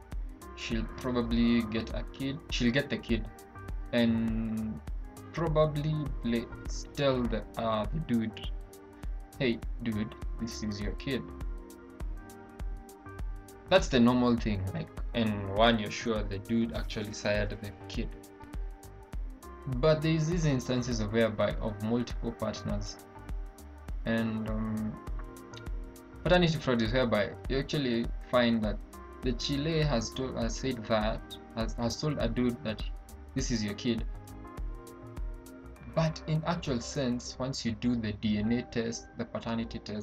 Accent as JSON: {"language": "English", "country": "Kenya", "said": "we have our issues here with the Nigerians as Kenyans"}